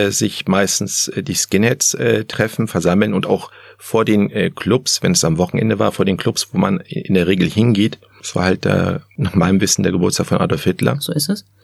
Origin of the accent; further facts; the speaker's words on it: Germany; born there; Ich bin in Deutschland geboren.